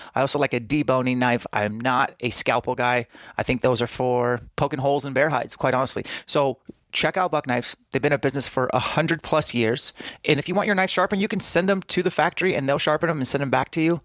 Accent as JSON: {"language": "English", "town": "Spokane", "region": "Washington", "country": "United States", "tie": "born or raised there", "said": "in Spokane, my hometown."}